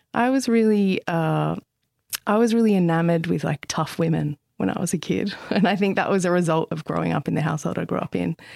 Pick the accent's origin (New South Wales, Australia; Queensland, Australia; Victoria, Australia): New South Wales, Australia; Central Coast; I grew up on the central coast of New South Wales